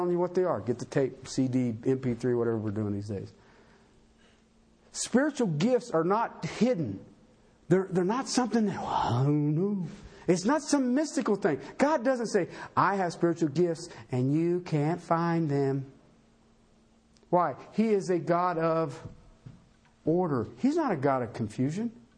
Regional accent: Tornado Alley, United States; now in Colorado, United States; I come from Tornado Alley

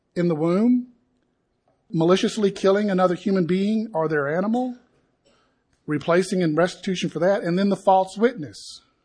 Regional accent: Appalachia, United States; Camille and I grew up in the Appalachian culture.

